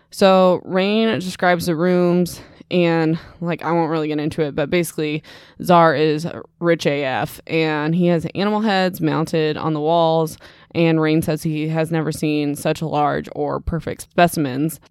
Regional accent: Midwest, United States; I'm from the Midwest

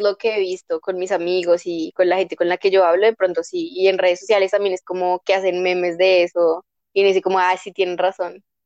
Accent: Bogotá, Colombia; en realidad toda la vida he estado viviendo en Bogotá. O sea, yo nací en Bogotá, soy Rola

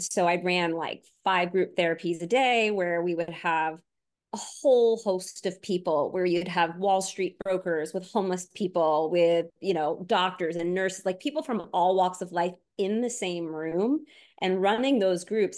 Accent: Long Island, New York, United States; moved away; also born or lived in Florida; I grew up on Long Island before my family moved to Florida

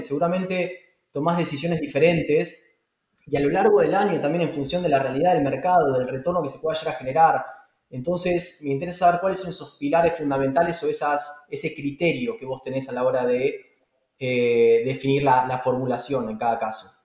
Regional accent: Argentina; moved away; mi país, eh, a, mi tierra, Argentina

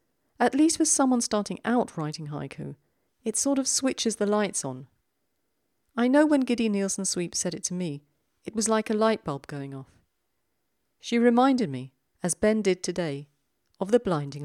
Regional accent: London, United Kingdom; accent: South London; my South London accent

